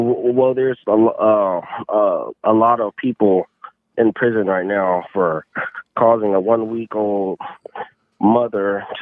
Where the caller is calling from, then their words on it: Los Angeles, California, United States; I'm calling from Los Angeles.